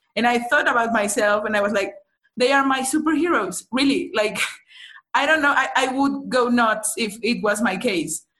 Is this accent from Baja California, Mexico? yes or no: no; Mexico City, Mexico; I'm from Mexico City.